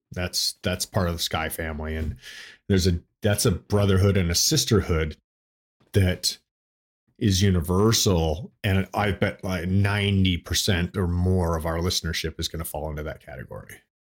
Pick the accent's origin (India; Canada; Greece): Canada; Toronto, Ontario; moved away as an adult; now in United States; I grew up in, uh, Toronto, Ontario. uh, Canada. So I was born there in Toronto, and I lived the first twenty-three years of my life in Toronto